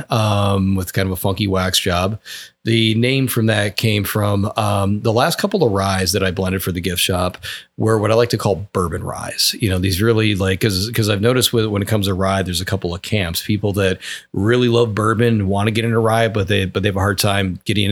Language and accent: English; Wisconsin, United States; now in Georgetown, United States; my home state of Wisconsin